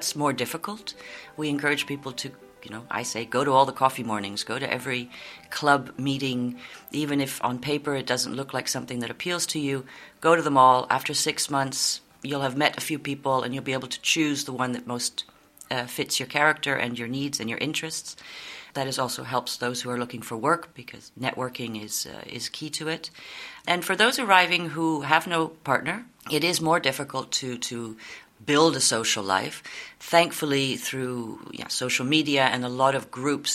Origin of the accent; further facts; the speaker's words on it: Canada; moved away as an adult; now in Netherlands; I'm originally Canadian